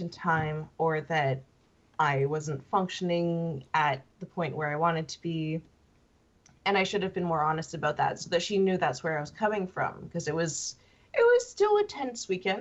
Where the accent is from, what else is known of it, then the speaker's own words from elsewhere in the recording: Canada; I'm Canadian